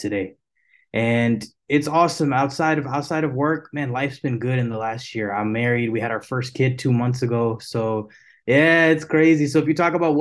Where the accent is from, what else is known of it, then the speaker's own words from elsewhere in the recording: Houston, Texas, United States; I am born and raised here in Houston, Texas. I've been in Texas my whole life